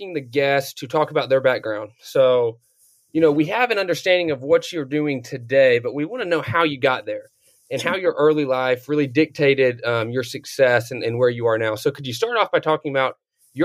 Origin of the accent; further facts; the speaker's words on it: North Georgia, United States; also born or lived in Eastern Kentucky; I grew up in North Georgia, so very rural.